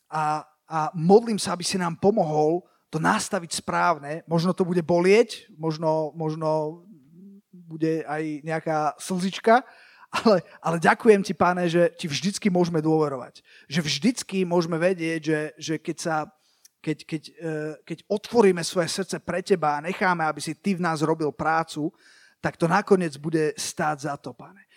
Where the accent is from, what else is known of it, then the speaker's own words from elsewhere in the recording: Bratislava, Bratislava Region, Slovakia; ja som vyrastal v, akože tak, tak v Bratislave